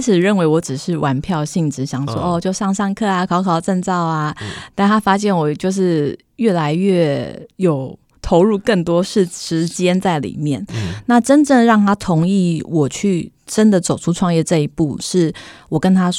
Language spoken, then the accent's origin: Chinese; Chiayi, Taiwan; now in Taipei, Taiwan; 那我是北漂上来，我以前是嘉我是嘉义人，我在台北一个亲戚都不认识